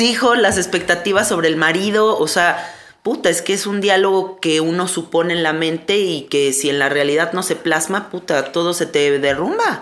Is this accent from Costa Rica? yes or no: no; Mexico; claro que soy de aquí, soy mexicana.